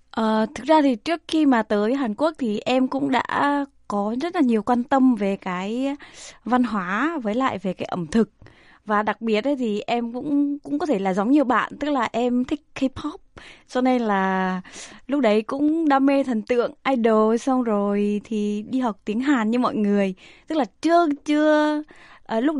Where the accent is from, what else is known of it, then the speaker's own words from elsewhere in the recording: Central Vietnam, Vietnam; also born or lived in Ho Chi Minh City; tại vì em là người miền Trung à.